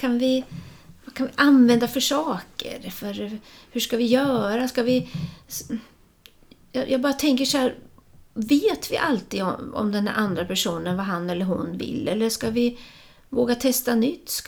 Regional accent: Östergötland, Sweden; moved away; jag flyttade från Östergötland, men vi var inne och åt lunch här då och hörde den här östgötska dialekten och helt plötsligt så är det ju som jag befinner mig i en annan tid och jag hörde, det var som jag hörde mina syskon omkring mig

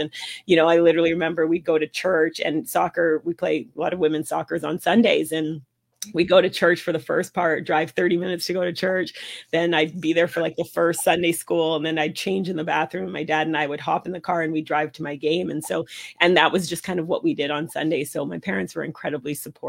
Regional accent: Vancouver, British Columbia, Canada; So I grew up in Vancouver.

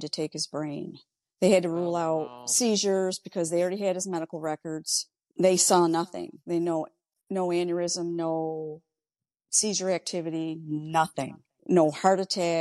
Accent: Ogdensburg, New York, United States; I'm a lifelong New Yorker, born and raised in Ogdensburg

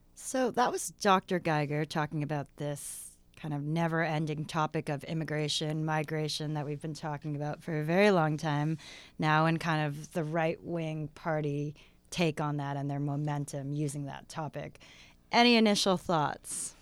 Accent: Canada; as Canadians

